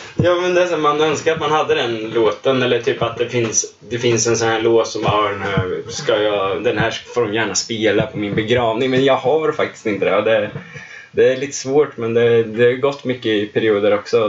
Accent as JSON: {"language": "Swedish", "town": "Linköping", "region": "Östergötland", "country": "Sweden", "tie": "born or raised there", "moved": "as an adult", "said": "född och uppvuxen i Linköping och har bott här nu sedan 2014 när jag började plugga här."}